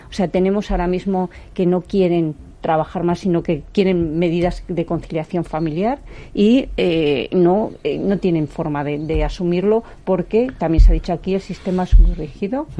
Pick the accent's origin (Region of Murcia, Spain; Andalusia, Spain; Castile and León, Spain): Castile and León, Spain; Zamora; como soy zamorana